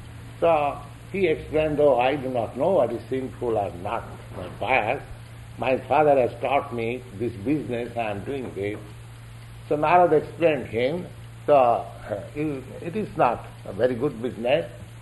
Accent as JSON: {"language": "English", "country": "India", "said": "here is one gentleman from India, I am from India."}